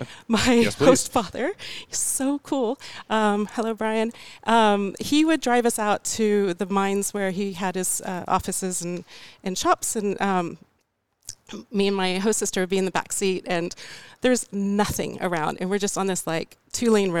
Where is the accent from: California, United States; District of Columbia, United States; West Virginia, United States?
California, United States; Clovis; I'm from Clovis, California